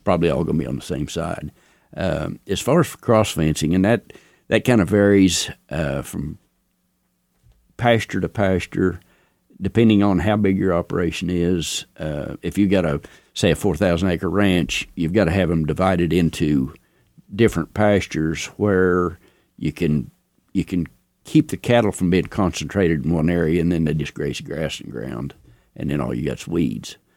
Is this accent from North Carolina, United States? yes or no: no; Laverne, Oklahoma, United States; Laverne, where I was raised, or born and raised in the Laverne, Ralston area